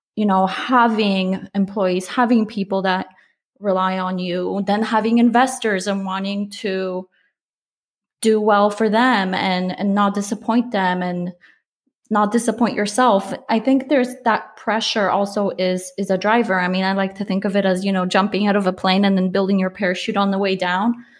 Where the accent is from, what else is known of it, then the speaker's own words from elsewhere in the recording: Poland; I'm Polish. I was born in Poland